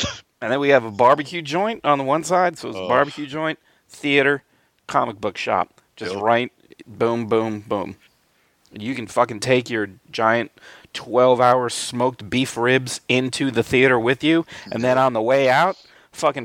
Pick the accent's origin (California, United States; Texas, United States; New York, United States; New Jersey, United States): New York, United States; Albany; growing up in Albany, New York